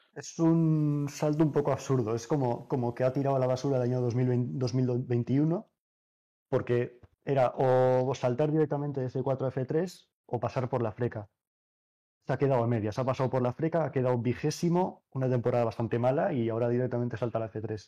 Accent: Navarre, Spain; Obviamente yo soy navarro

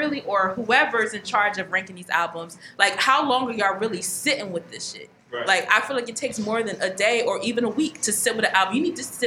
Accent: Philadelphia, Pennsylvania, United States; I'm from Philly

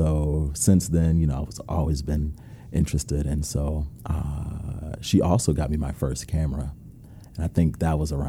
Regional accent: Rochester, New York, United States; moved away as an adult; also born or lived in North Carolina; So I grew up in Rochester, New York. Never moved, all of my family's still there.

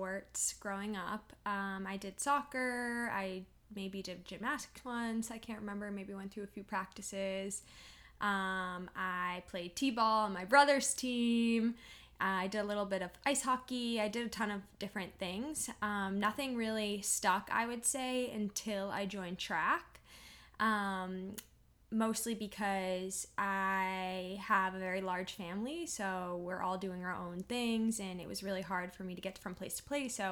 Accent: Peabody, Massachusetts, United States; also born or lived in Salem, Massachusetts; I'm from Peabody, Massachusetts. It's kind of right next to Salem, Mass and Danvers. I grew up in Salem and moved to Peabody later on and did high school and everything there

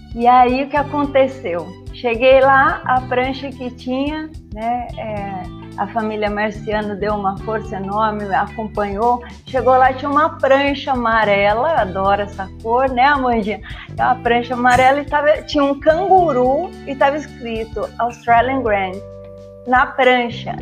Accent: São Paulo, Brazil; eu sou de São Paulo

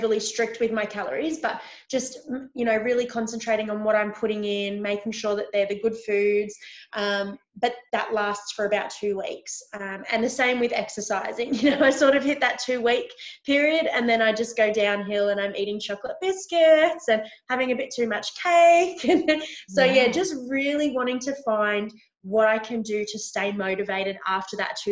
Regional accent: Victoria, Australia; I'm from Victoria in Australia.

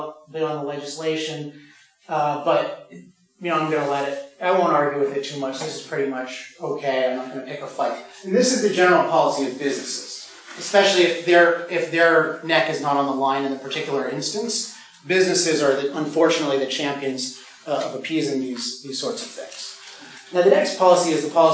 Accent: California, United States; I'm from California

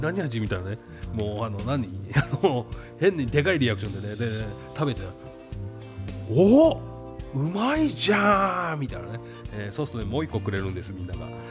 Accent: Saitama, Japan; 俺も埼玉県民ですけども

